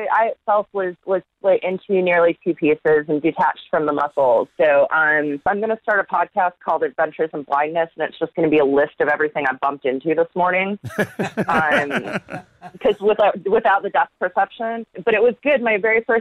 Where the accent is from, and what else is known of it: United States